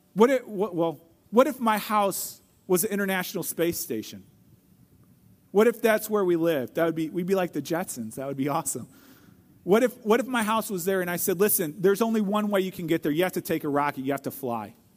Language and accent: English; St. Louis, Missouri, United States; I grew up in Saint Louis, Missouri, and I was the youngest of five kids